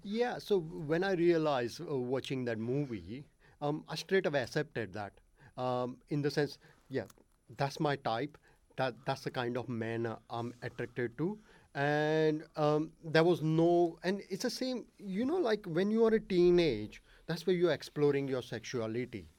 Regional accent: Ahmedabad, Gujarat, India; first language Gujarati; English is a second language; moved away; I was born in India um, in a seventh biggest city called Ahmedabad

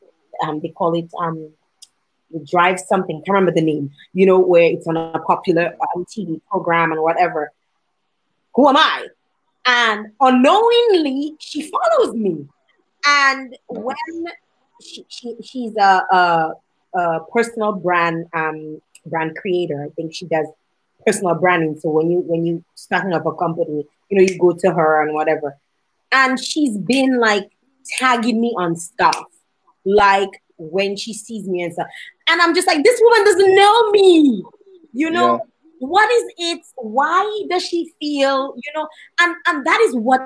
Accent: Dominica; now in Canada; she heard my accent and she's like, where are you from? You know, and I'm like, Dominica

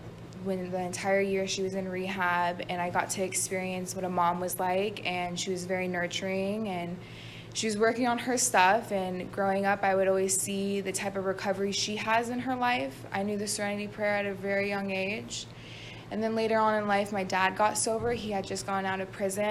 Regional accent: Las Vegas, Nevada, United States; moved away; I'm from Las Vegas, Nevada. I was born and raised out there.

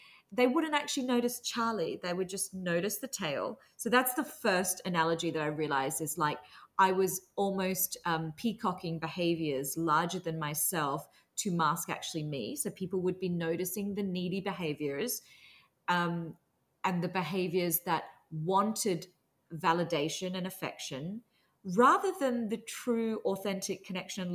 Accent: Australia; I grew up in Australia with very strict Singaporean immigrant parents

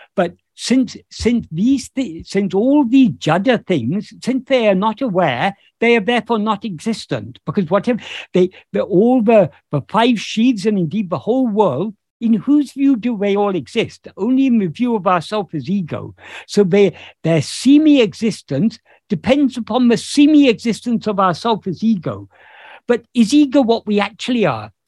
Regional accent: United Kingdom; this body happened to be born in um, in uh, the United Kingdom, so I, I am uh, I am British

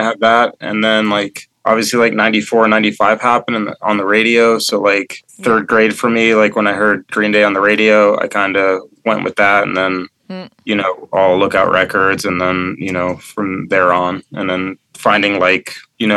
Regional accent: Phoenix, Arizona, United States; now in Las Vegas, United States; I'm from Phoenix originally

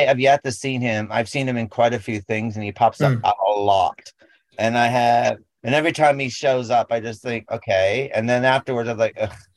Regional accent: United States; we grew up with in America

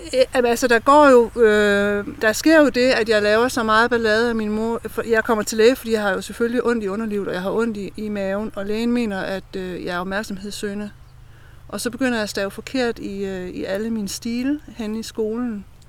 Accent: Brejning, Southern Denmark, Denmark; now in Østed, Denmark; jeg er opvokset ved Brejning Strand

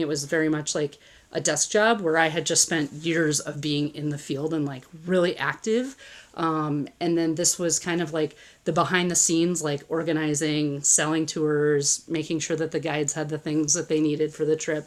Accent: Midwest, United States; I grew up in the Midwest

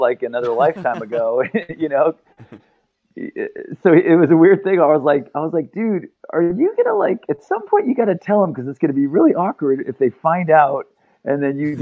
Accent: Santa Barbara, California, United States; We're all from Santa Barbara, and it's a really small town, so everyone knows each other from growing up

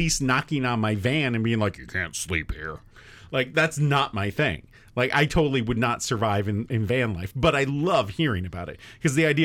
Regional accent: Michigan, United States; we're from Michigan

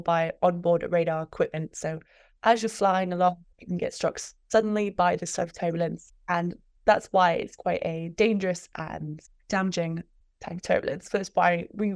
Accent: Glasgow, Scotland, United Kingdom; moved away as an adult; now in Reading, United Kingdom; I'm actually originally from Glasgow, Scotland, but I study in England

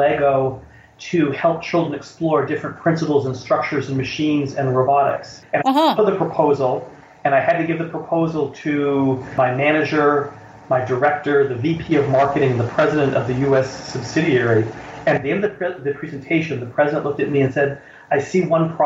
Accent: United States; moved away as an adult; also born or lived in Denmark; as an American

